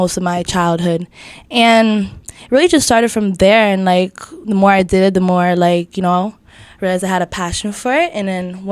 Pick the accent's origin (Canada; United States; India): Canada; Toronto, Ontario; I grew up in Scarborough, Scarlem. I've been there for like all my life.